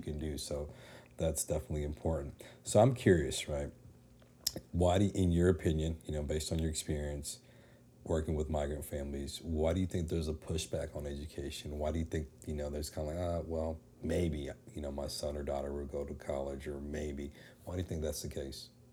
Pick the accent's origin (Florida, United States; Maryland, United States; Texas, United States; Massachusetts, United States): Texas, United States; Dallas; live in, in Dallas, growing up in Dallas